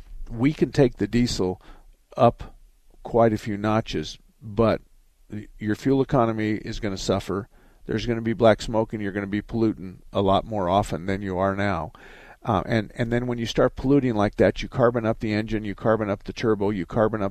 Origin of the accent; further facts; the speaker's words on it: Arizona, United States; I was born and raised in Arizona.